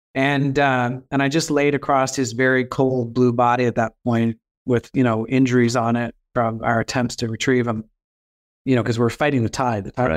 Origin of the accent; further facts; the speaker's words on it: Halifax, Nova Scotia, Canada; also born or lived in New Brunswick; So I grew up in the Maritimes. I was born in New Brunswick